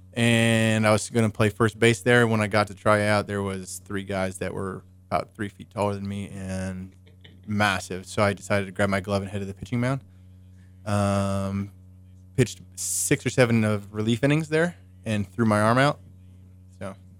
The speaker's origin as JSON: {"language": "English", "town": "Chicago", "region": "Illinois", "country": "United States", "moved": "as an adult", "lives_now": "Parsons, United States", "said": "I'm originally from Chicago"}